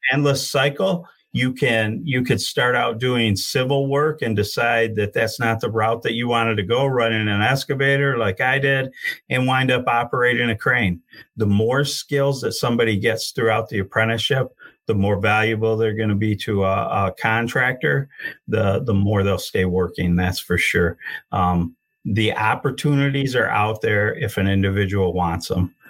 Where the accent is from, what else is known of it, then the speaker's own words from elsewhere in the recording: Genesee County, Michigan, United States; I'm from the Genesee County area